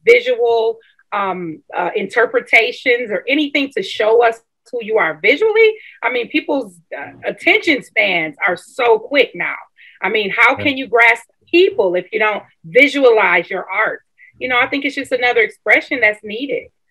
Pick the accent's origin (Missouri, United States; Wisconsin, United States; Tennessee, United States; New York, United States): Wisconsin, United States; Milwaukee; Milwaukee, Wisconsin, my hometown